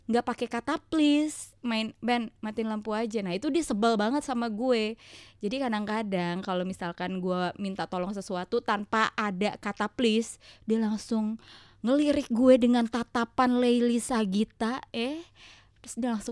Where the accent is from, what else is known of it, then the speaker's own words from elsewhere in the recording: Jakarta, Indonesia; tapi kan secara gue orang Jakarta kita kalau ngomong tuh pakai slang gitu yang nggak ada di kamus